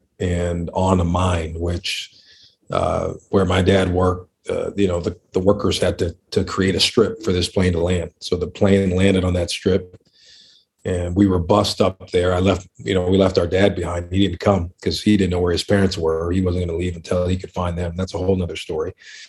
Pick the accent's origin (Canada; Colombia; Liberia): Liberia; born there; Yeah, I was born in Liberia, West Africa. That's where my dad is from. My mom is from Montana. She's from the States.